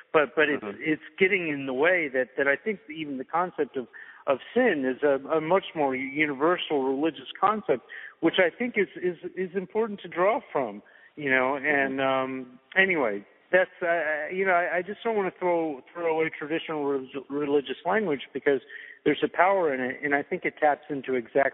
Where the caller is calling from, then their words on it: Seattle, Washington, United States; I am actually calling from Seattle, yes.